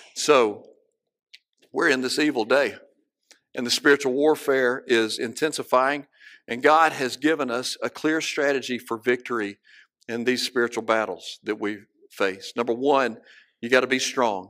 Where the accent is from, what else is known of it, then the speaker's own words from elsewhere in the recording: Cleveland, Mississippi, United States; I can look out my back door, my childhood home, and see the men's dorm one street over